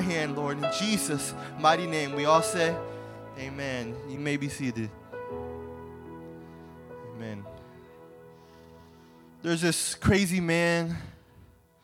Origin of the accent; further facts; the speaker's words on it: Iowa, United States; I'm from Iowa